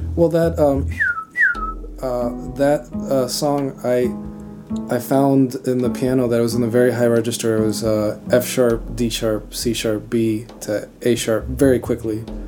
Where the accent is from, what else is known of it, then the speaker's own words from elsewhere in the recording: Miami, Florida, United States; also born or lived in Cuba; I was born in Cuba, but I grew up in Florida. Uh, I grew up fairly close to the Everglades. I lived in, in Kendall, in Miami